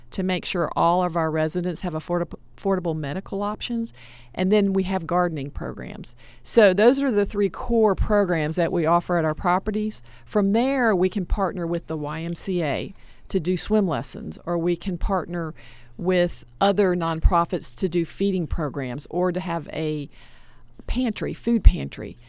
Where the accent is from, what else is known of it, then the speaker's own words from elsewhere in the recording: Atlanta, Georgia, United States; I'm a product of DeKalb County Public School System. I grew up in Atlanta